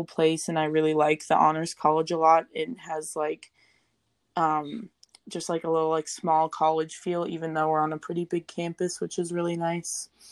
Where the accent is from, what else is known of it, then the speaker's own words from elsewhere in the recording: Missoula, Montana, United States; I'm from Missoula, and so I grew up right off of campus